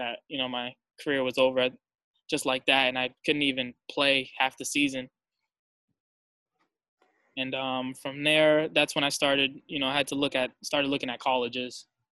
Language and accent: English; Boston, Massachusetts, United States; our rival school here in Boston.